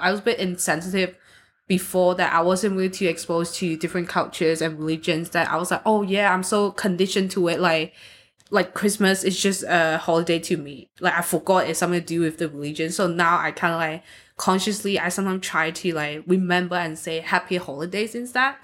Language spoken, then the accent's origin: English; Hong Kong; now in Austria; I'm from Hong Kong, so we don't, most of the people, they, they don't really have a religion